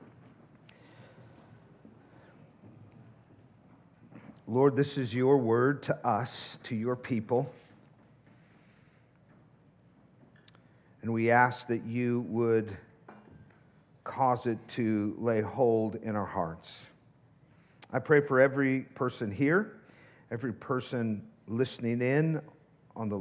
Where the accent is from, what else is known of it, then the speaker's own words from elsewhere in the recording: the Northwest, Pacific Northwest, United States; now in Tucson, United States; I grew up in the Northwest